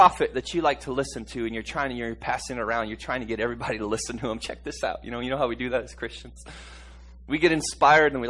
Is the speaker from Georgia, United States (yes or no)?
no; Harlingen, Texas, United States; also born or lived in Tulsa, Oklahoma; our home state where we grew up, Harlingen, Texas